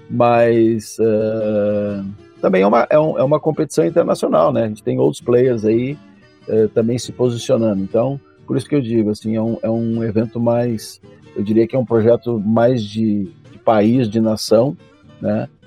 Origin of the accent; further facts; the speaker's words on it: Gramado, Rio Grande do Sul, Brazil; nós somos do interior do Rio Grande do Sul, de Gramado, né?